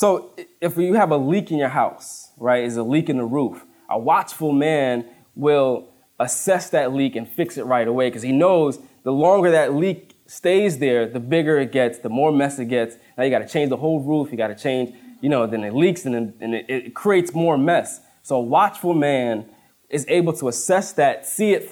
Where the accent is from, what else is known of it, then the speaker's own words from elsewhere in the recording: Woodbridge, United States; moved away as an adult; now in Plainfield, United States; I grew up in Woodbridge. And in Woodbridge, we're surrounded by four or five highways, so we never see deer